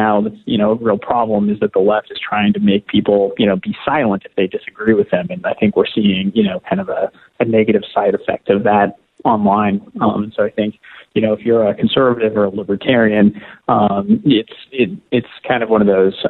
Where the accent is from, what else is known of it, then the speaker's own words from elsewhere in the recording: Oregon, United States; I'm from Oregon, so we probably say things a little different than maybe in Pittsburgh